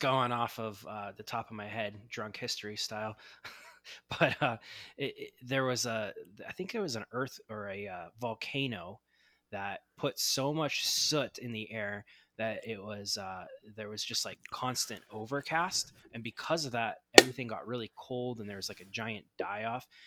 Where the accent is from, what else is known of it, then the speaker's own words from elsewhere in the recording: Ohio, United States; moved away as an adult; also born or lived in Los Angeles, California; now in Southern California, United States; I grew up in Ohio, and I moved out to Los Angeles, Southern California area